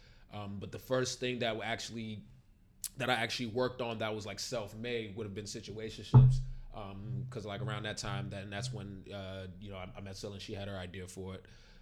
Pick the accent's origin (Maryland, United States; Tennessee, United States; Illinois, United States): Maryland, United States; moved away; I'm originally from Maryland, and when I first moved here